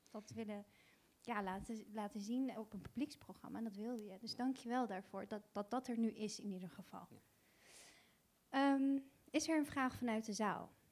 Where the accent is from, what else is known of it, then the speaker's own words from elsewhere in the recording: Afghanistan; als ik in jouw positie was als Afghaanse, ik ben ook Afghaanse, het lef zou hebben gehad om te doen wat jij zojuist hebt gedaan.